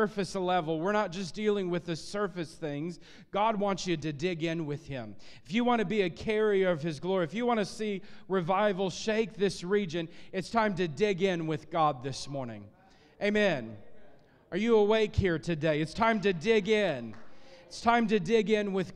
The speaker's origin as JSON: {"language": "English", "region": "Illinois", "country": "United States", "tie": "born or raised there", "said": "I grew up in Illinois and in a farming area, farming community"}